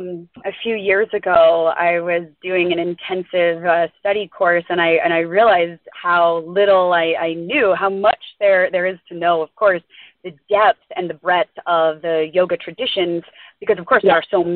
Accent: Tampa, Florida, United States; Florida, from Tampa.

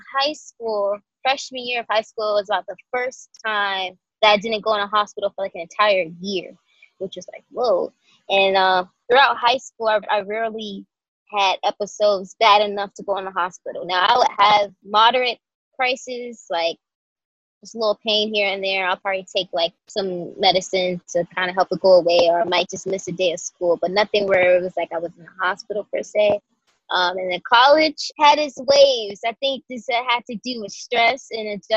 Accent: Atlanta, Georgia, United States; moved away as an adult; also born or lived in DMV area (Washington, D.C. metro); now in Washington, D.C. area, United States; I was born and raised in Atlanta, Georgia

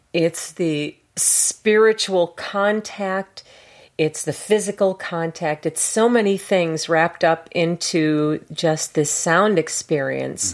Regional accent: Chicago, Illinois, United States; moved away; also born or lived in Kansas City / Santa Fe / San Diego; I'm from Chicago

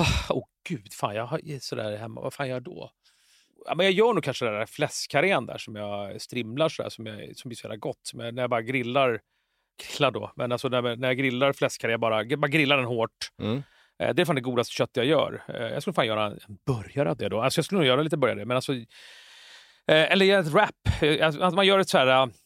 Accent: Jakobsberg, Stockholm County, Sweden; jag är uppvuxen i Jakan i Jakobsberg.

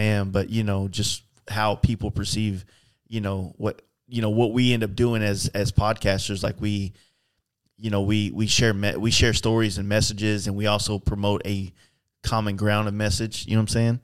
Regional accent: Texas, United States; I'm a biker from Texas

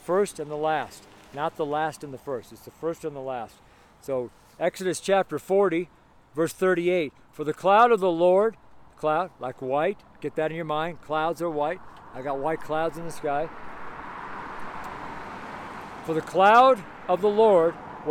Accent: California, United States; now in Colorado, United States; I'm from California, so I never had a problem dressing in California

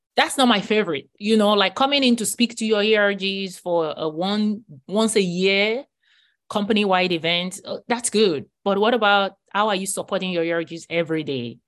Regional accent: Nigeria; moved away as an adult; now in United States; I grew up in Nigeria and I came to the U S at age twenty-five

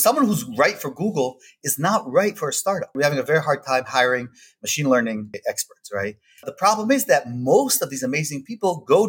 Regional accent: Israel; I grew up in Israel, but although I grew up in Israel, my parents are American. They moved to Israel when I was 6 months old.

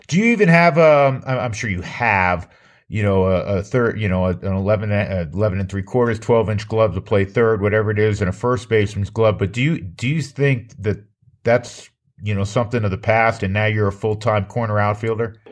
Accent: New York, United States; I'm from New York

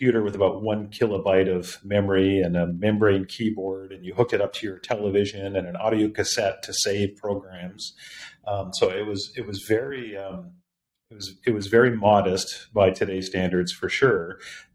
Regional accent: near Toronto, Ontario, Canada; I grew up in a Christian home in Canada, so I'm Canadian, near Toronto

